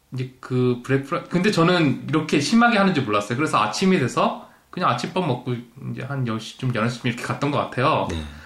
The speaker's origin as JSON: {"language": "Korean", "country": "South Korea", "also_born_or_lived": "Toronto, Canada", "moved": "yes", "lives_now": "London, Canada", "said": "한국에서 추석 때 다들 모이면"}